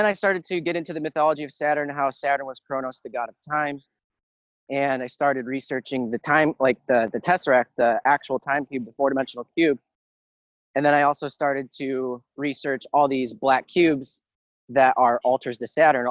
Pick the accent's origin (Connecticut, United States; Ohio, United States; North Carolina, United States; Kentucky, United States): Ohio, United States; I live in Ohio